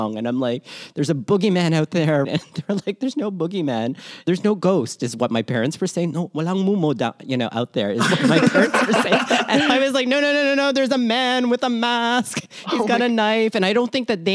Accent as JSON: {"language": "English", "town": "Toronto", "region": "Ontario", "country": "Canada", "tie": "born or raised there", "also_born_or_lived": "Manila, Philippines", "said": "born Manila, Philippines, raised in Toronto, Canada, and schooled all over southwestern Ontario"}